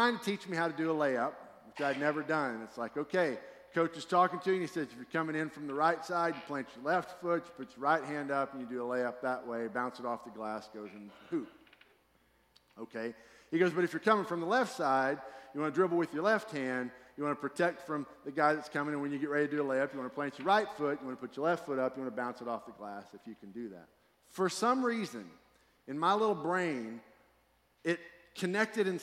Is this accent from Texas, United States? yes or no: yes; Fort Worth, Texas, United States; also born or lived in Texarkana; I grew up in Fort Worth, and then at some point in my childhood, we moved to Texarkana.